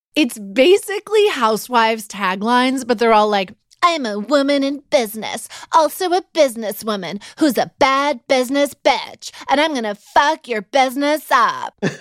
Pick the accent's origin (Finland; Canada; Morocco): Canada; Vancouver, British Columbia; moved away; also born or lived in Los Angeles / Toronto; stopped in my hometown of Vancouver for a couple of days to see my mom and my best friends from high school